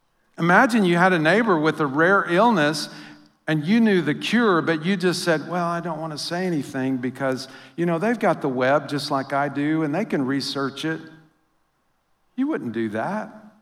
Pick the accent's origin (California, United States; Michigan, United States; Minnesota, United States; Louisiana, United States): Louisiana, United States; now in St. Louis, United States; But that feeling of, or like when I came to St. Louis, I came from Louisiana, and somebody started talking about hockey. I'd never even heard the word hockey in Louisiana.